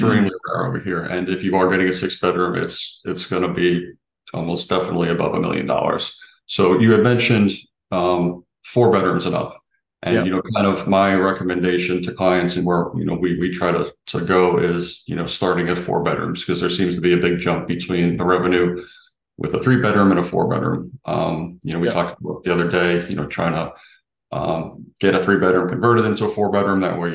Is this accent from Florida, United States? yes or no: yes; Sarasota/Bradenton area, Florida, United States; I grew up here. I'm from here. So I know the area very well.